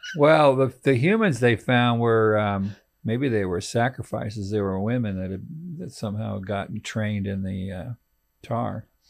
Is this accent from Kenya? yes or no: no; California, United States; moved away; also born or lived in Texas; I'm, I'm from California